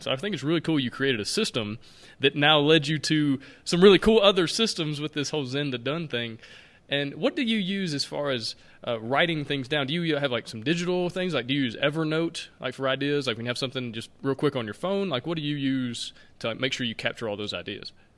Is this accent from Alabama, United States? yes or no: yes; Alabama, United States; I'm from Alabama.